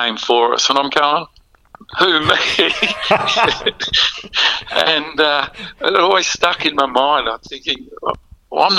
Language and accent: English; Oakleigh South, Victoria, Australia; I was brought up in Oakley. South Oakley.